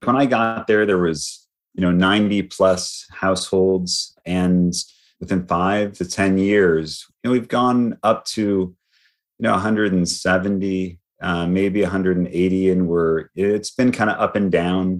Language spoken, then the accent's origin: English; Lansing, Michigan, United States; now in Texas, United States; I was born in Lansing, Michigan